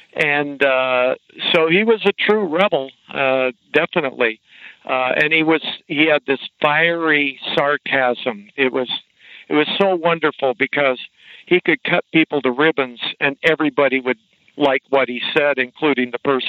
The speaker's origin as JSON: {"language": "English", "town": "Creswell", "region": "Oregon", "country": "United States", "tie": "born there", "said": "I was born in Creswell, Oregon, outside of Eugene."}